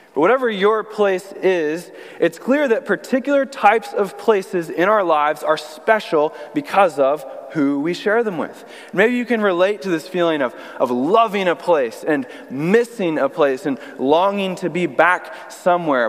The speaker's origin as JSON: {"language": "English", "town": "Austin", "region": "Texas", "country": "United States", "tie": "born or raised there", "also_born_or_lived": "Illinois / North Carolina / Burlington, Vermont / Bayside, Queens, New York", "moved": "as an adult", "lives_now": "New York, United States", "said": "I'm originally from Austin, Texas, is where I grew up my whole life"}